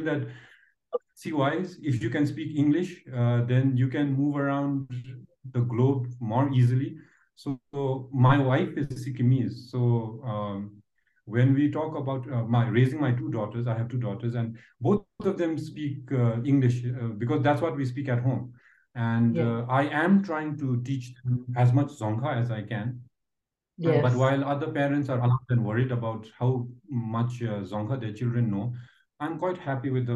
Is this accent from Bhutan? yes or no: yes; Bhutan; English is a second language; growing up here in Bhutan